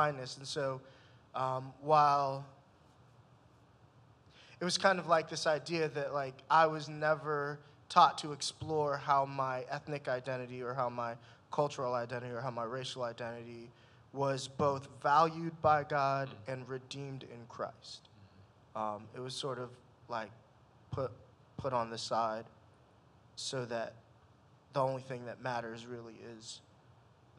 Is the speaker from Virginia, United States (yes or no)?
yes; Fairfax County, Virginia, United States; moved away as an adult; also born or lived in North Carolina; now in Washington, D.C., United States; I grew up in Fairfax County, Virginia